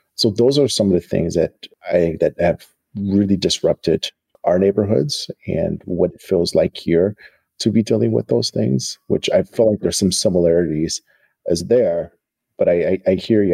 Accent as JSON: {"language": "English", "country": "United States", "said": "a Black American"}